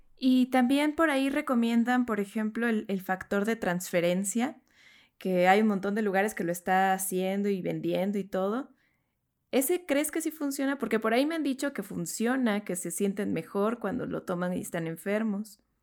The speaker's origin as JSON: {"language": "Spanish", "country": "Mexico", "said": "siendo latinos, mexicanos"}